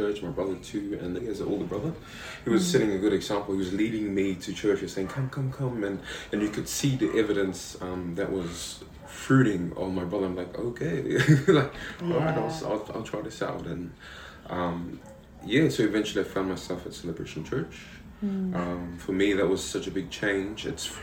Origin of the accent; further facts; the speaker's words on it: Avarua, Cook Islands; also born or lived in Manihiki; I was born on the island of Manihiki, and that's where I was born. I was raised here, and I was raised by my grandparents, who fell in love with me at a young age and said, "Hey, we want to raise this child," and yeah, I was raised here in Rarotonga, so I've been here pretty much 22 years of my life